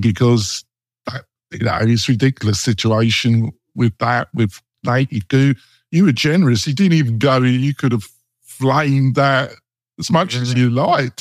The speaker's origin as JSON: {"language": "English", "region": "England", "country": "United Kingdom", "moved": "yes", "said": "I come from England"}